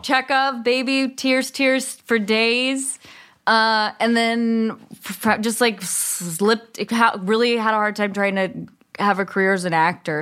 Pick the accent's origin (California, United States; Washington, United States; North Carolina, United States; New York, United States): California, United States; Berkeley; also born or lived in East Bay; I grew up in Berkeley and then my parents moved